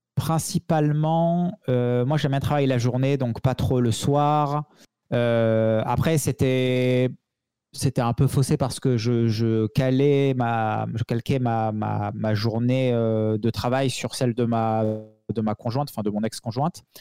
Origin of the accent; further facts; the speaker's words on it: the South, southern France, France; je suis un gars du Sud